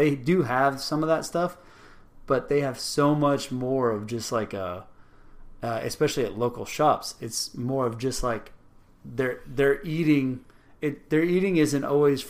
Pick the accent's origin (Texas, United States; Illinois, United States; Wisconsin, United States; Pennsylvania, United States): Texas, United States; Rio Grande Valley; moved away; I grew up in the Rio Grande Valley, right on the border of Mexico.